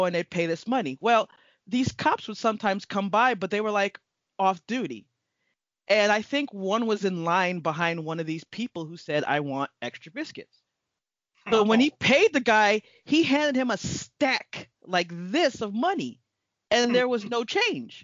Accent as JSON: {"language": "English", "town": "Miami", "region": "Florida", "country": "United States", "moved": "yes", "said": "we're from Miami"}